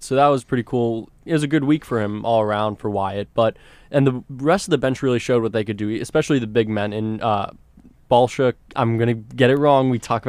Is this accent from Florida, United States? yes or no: yes; South Florida, United States; I'm coming from South Florida perspective